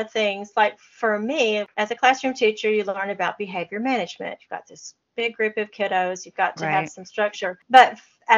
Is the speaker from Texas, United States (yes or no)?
yes; Texas, United States; being a Texan